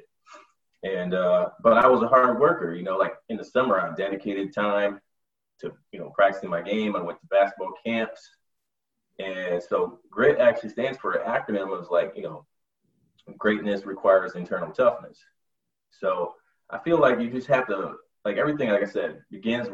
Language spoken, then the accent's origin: English; Michigan, United States; moved away as an adult; now in New York/New Jersey area, United States; I'm from Michigan